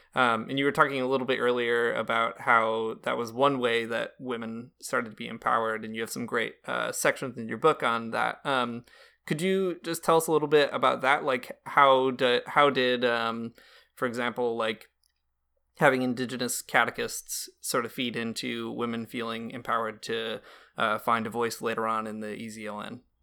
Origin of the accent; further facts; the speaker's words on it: United States; now in Canada; I'm an American and I live in Canada